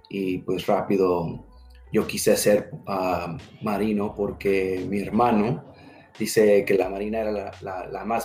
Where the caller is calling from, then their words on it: San Diego, California, United States; En San Diego, California.